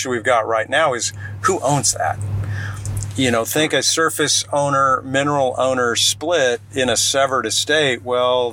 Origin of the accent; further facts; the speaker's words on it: Plano, Texas, United States; I grew up in Plano when Dallas was the show